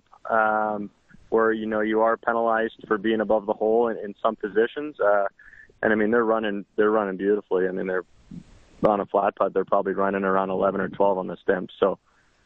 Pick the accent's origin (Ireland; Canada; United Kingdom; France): Canada; Langley, British Columbia; moved away as an adult; also born or lived in South Louisiana; now in Houston, United States; I grew up in Langley, B.C.